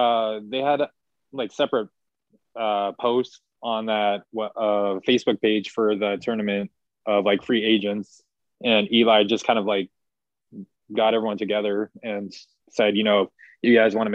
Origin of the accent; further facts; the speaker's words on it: Washington, United States; born there; But so was Seattle, because I was born in Washington.